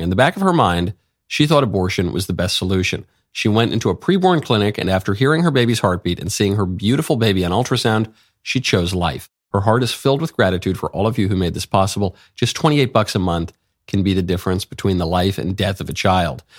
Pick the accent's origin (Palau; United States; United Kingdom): United States; New York City, New York; I'm a New Yorker by birth and upbringing